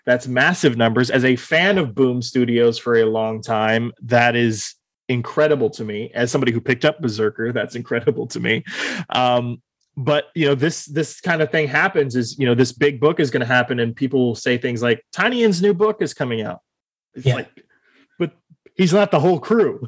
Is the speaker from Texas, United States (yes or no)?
yes; Austin, Texas, United States; I was born and raised here in Austin, Texas